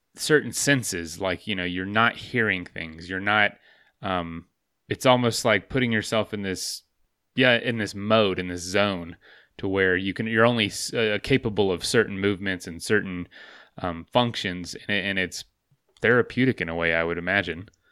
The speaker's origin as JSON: {"language": "English", "region": "Florida", "country": "United States", "tie": "born or raised there", "moved": "yes", "said": "I'm from Florida"}